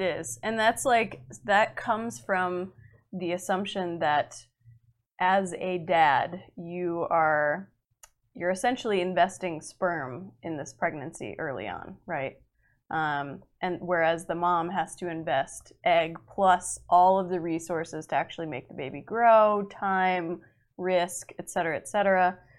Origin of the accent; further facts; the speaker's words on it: Massachusetts, United States; moved away; I'm supposed to go home to Massachusetts